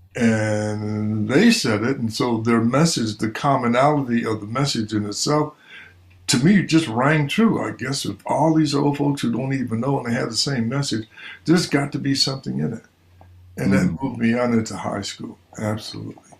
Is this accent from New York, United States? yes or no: yes; Buffalo, New York, United States; growing up in Buffalo was uh, eh, it was a it was it was an adventure.